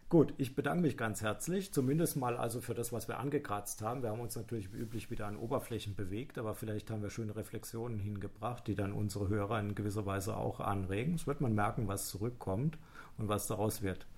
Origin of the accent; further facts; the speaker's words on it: Heidelberg, Baden-Württemberg, Germany; ich komme ja so aus der Gegend von Heidelberg